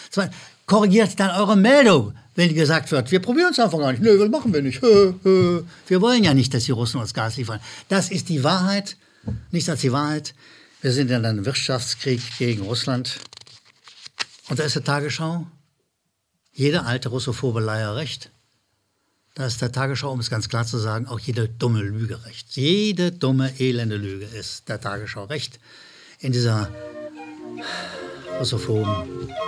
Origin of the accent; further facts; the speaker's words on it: Rhineland, Germany; Ich wiederhole als Rheinländer habe ich Probleme mit Zuschauerzuschriften.